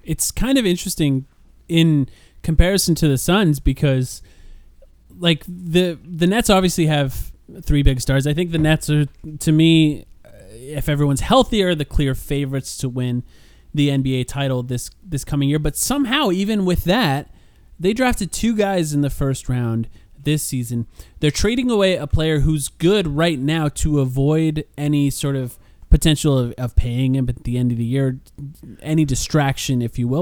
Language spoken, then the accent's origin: English; Southwest, United States; I'm not from that area. I grew up in the Southwest